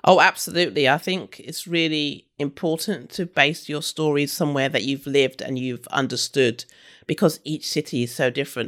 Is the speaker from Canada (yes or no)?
no; London, United Kingdom; also born or lived in Brighton / Leeds / Sydney; I grew up in London, I'm from London and, you know, London's my home city